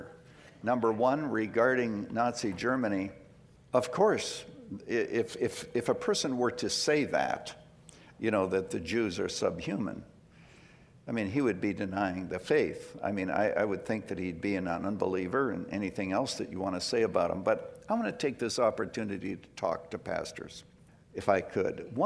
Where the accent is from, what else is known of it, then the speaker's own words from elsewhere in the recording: Canada; now in United States; I was born in Canada